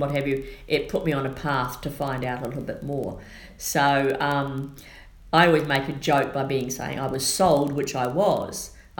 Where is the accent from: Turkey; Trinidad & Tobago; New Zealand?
New Zealand; accent: Kiwi; also born or lived in Australia; now in United States; I was born and raised in New Zealand. I spent 30 years in Australia.